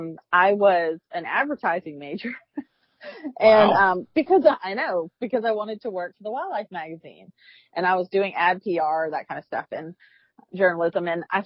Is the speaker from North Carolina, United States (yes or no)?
no; Mount Pleasant, South Carolina, United States; I grew up in Mount Pleasant, South Carolina, fishing my whole life.